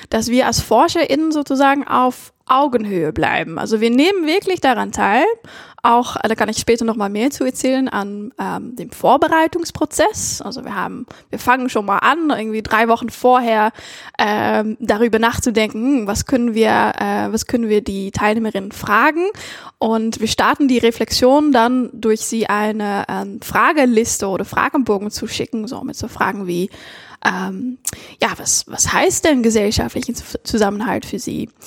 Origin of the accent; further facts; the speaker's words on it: Netherlands; ich natürlich spezifisch noch als Niederländerin, das war ganz interessant